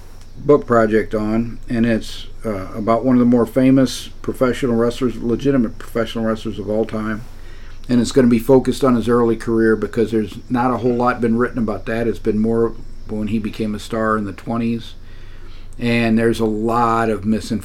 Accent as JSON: {"language": "English", "town": "St. Louis", "region": "Missouri", "country": "United States", "tie": "born or raised there", "said": "That's not what we grew up in St. Louis."}